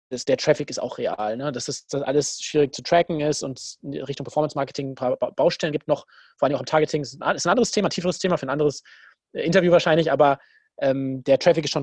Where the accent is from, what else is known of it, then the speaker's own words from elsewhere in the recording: Dortmund, North Rhine-Westphalia, Germany; Ich muss ihn eh feiern als Dortmunder.